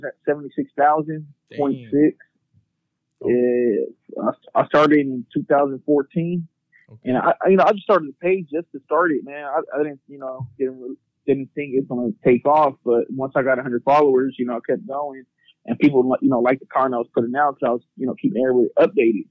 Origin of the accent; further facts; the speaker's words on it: Sacramento, California, United States; I'm from Sacramento